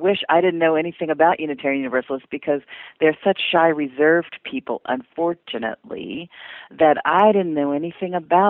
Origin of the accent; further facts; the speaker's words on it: United States; accent: Carolinas; also born or lived in Philadelphia, Pennsylvania / North Carolina / South Carolina; now in Austin, United States; I grew up in Philadelphia and North Carolina, and then I spent 20 years in South Carolina. So I would say probably my accent is more Carolinas than anything else.